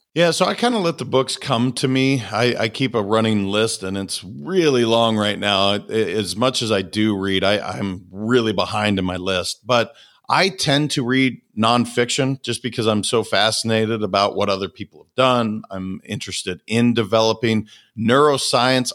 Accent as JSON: {"language": "English", "region": "Montana", "country": "United States", "tie": "born or raised there", "said": "I'm a kid from Montana"}